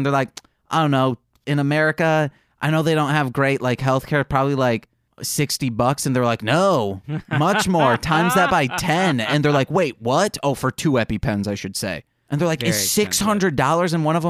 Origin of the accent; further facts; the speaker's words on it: United States; as an American watching this